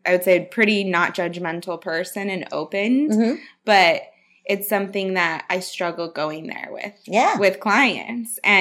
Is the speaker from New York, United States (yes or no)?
no; Salt Lake City, Utah, United States; I grew up in Salt Lake City, Utah, which is more of a conservative culture